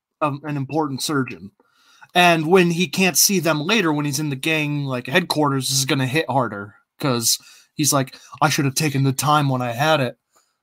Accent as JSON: {"language": "English", "country": "United States", "said": "We're American"}